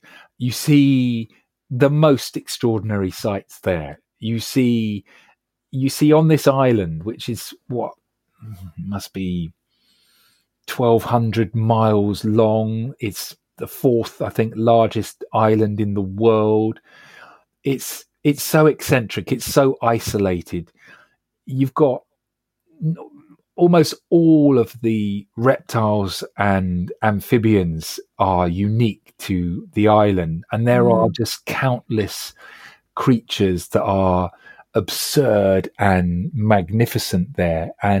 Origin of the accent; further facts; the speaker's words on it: Acton, London, United Kingdom; And I'm a lad from Acton Shepherd's Bush, you know